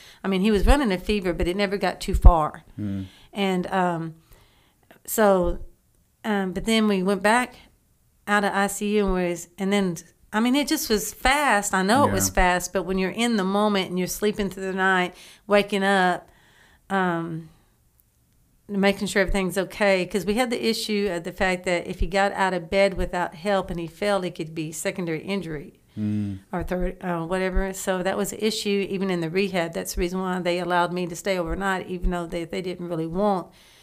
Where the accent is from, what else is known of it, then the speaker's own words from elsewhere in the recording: Garrison, Texas, United States; I actually only really remember going to First Baptist Church growing up in Garrison, Texas.